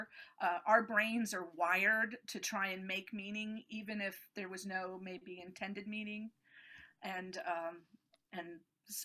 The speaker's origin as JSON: {"language": "English", "region": "upstate New York", "country": "United States", "tie": "born or raised there", "also_born_or_lived": "Switzerland", "moved": "yes", "said": "I grew up in upstate New York"}